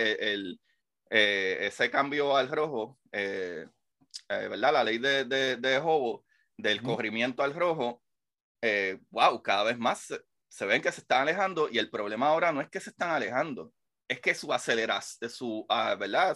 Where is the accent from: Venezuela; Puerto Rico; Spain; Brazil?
Puerto Rico; Bayamón; Yo soy de Bayamón. Soy vaquero.